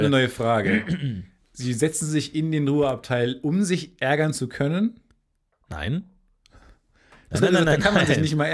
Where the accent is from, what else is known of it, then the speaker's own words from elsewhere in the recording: Jordan; mein Heimatland Jordanien.